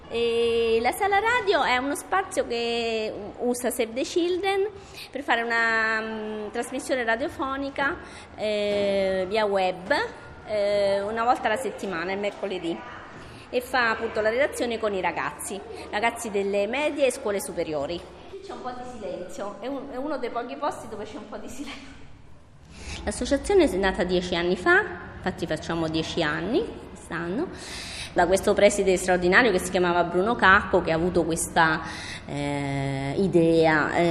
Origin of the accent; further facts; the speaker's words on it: Pantelleria, Sicily, Italy; io sono migrante anche io perché vengo da Mantelleria, sono una, una piccola isola del Mediterraneo